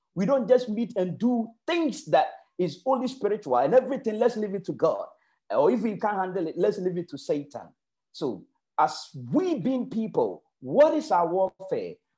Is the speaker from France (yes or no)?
no; Ghana; moved away; I am coming from Ghana.